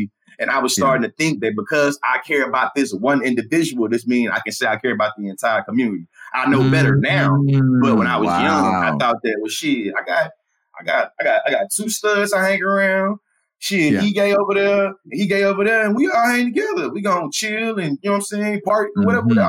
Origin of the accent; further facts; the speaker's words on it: Bryan, Texas, United States; growing up in Bryan, Texas, in the South, in the Bible Belt